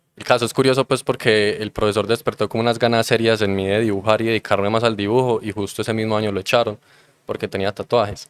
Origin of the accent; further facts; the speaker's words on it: Copacabana, Antioquia, Colombia; yo soy de Copacabana